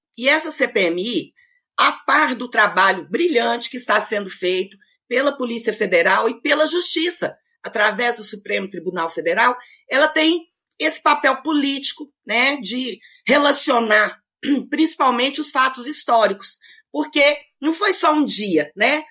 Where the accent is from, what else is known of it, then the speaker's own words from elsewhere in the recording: Itapuranga, Goiás, Brazil; sou nascida em Itapuranga, com muito orgulho